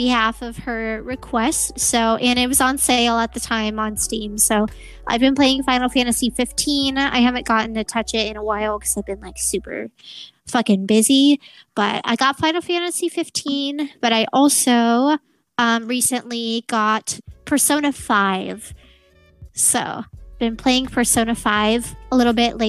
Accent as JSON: {"language": "English", "town": "Portland", "region": "Oregon", "country": "United States", "said": "I'm from Portland, Oregon"}